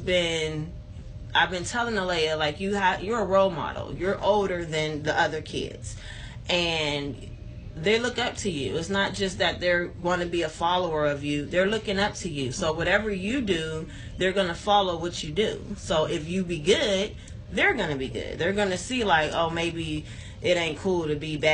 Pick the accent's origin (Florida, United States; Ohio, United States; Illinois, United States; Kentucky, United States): Ohio, United States; Youngstown; I was always born and raised in Youngstown on the South Side